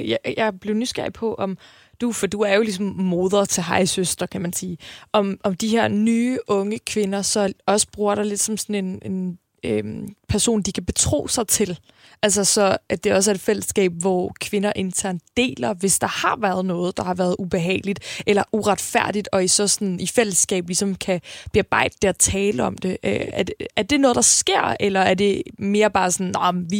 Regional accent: Copenhagen, Capital Region of Denmark, Denmark; Jeg voksede op på Amager

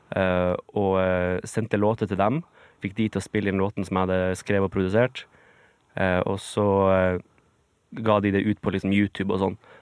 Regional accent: Bjarkøy, Troms, Norway; moved away; det var jo der jeg vokste opp

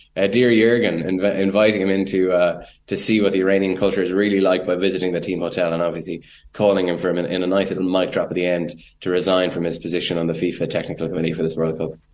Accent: Ireland; as an Irish journalist

